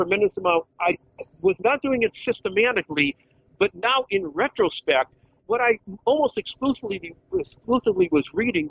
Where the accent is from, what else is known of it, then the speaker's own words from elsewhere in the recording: Connecticut, United States; now in Rochester, United States; I'm originally from Connecticut, but I now live in Rochester, New York.